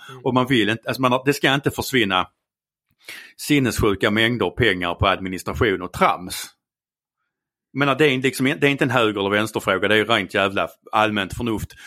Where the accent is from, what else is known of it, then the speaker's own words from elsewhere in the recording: Skåne, Sweden; accent: Scanian; Jag är skåning.